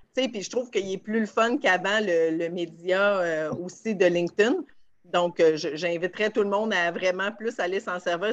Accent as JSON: {"language": "French", "town": "Varennes", "region": "Quebec", "country": "Canada", "said": "je viens d'Arène"}